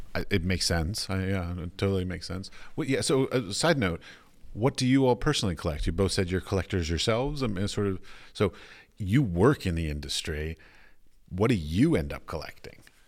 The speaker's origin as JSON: {"language": "English", "country": "United States", "moved": "yes", "said": "as an American"}